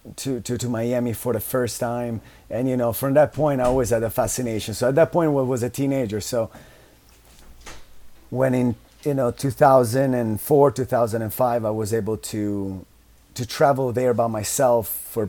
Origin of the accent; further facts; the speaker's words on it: Taggia, Liguria, Italy; moved away; I was born and raised in Italy